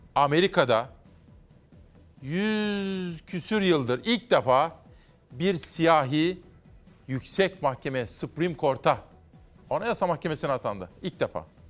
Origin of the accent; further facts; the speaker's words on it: Simav, Kütahya, Turkey; moved away; doğup büyüdüğüm Simav'daki mahallemdeki